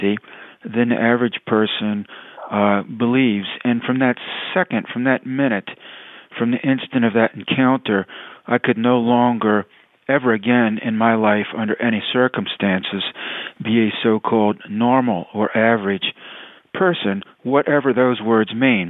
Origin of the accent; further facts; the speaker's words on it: Tidewater, Virginia, United States; I grew up in Tidewater, Virginia